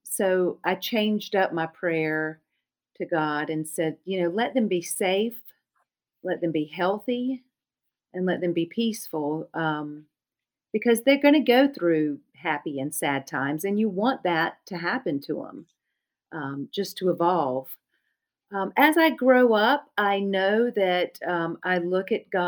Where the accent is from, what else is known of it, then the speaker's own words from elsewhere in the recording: Charlotte, North Carolina, United States; accent: Lumbee dialect; my older sister and younger brother and I grew up in Charlotte